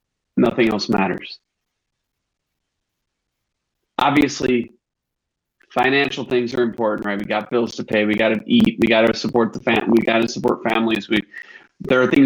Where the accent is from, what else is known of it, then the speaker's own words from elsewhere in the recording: Northern Illinois, United States; We're both from Northern Illinois